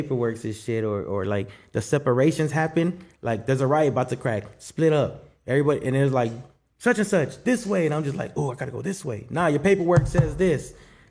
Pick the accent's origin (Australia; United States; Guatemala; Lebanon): Guatemala; I'm from Guatemala and I'm black, but I don't use the card on either one.